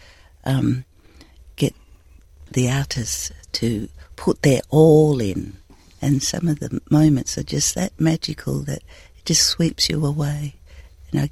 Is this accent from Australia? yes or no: yes; the Pilbara, Western Australia, Australia; I'm from the Pilbara and it's like 39 in the shade as we speak right now